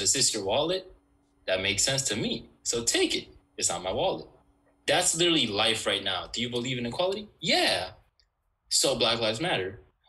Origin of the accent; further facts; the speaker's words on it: New York City, New York, United States; Growing up in New York City though, you're not really like exposed to like.